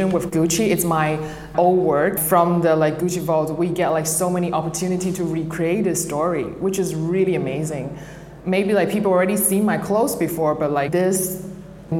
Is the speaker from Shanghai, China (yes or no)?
no; Guangzhou, Guangdong, China; I'm Chinese and I grew up in Guangzhou